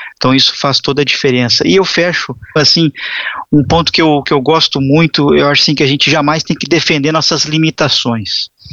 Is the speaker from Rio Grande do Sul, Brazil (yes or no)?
yes; Porto Alegre, Rio Grande do Sul, Brazil; moved away as an adult; also born or lived in Curitiba / São Paulo; Eu, eu sou gaúcho de Porto Alegre, na época mudei para Curitiba.